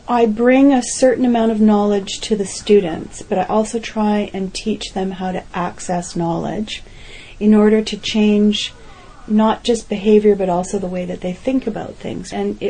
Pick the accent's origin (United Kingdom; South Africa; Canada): Canada; I was interviewed because I'm a Canadian expert on infanticide